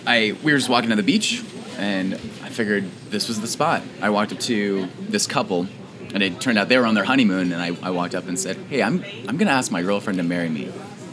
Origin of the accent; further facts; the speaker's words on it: Phoenix, Arizona, United States; moved away; I grew up in Phoenix